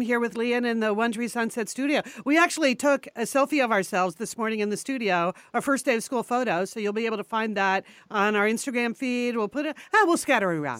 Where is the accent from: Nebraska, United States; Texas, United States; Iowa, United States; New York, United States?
New York, United States; moved away; all those years we grew up right outside of New York City, and all the years I lived in New York City